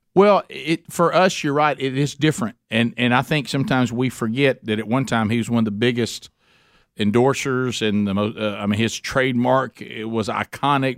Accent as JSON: {"language": "English", "region": "Alabama", "country": "United States", "tie": "born or raised there", "said": "being born and raised in Alabama"}